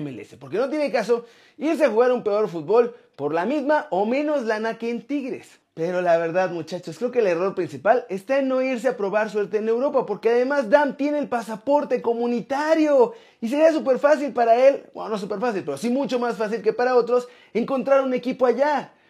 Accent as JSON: {"language": "Spanish", "country": "Mexico", "moved": "yes", "said": "soy mexicano, me encanta mi país y voy a volver a la brevedad."}